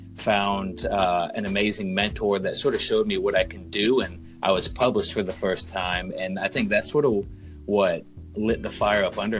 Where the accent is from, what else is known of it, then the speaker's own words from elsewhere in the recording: North Carolina, United States; moved away as an adult; I am originally from North Carolina, and if you cut the state in half and go directly along the coast, that is the first 18 years of my life